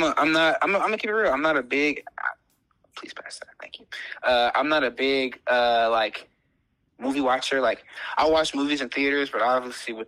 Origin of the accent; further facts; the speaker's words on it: Louisiana, United States; now in Chicago, United States; I was born and raised in Louisiana.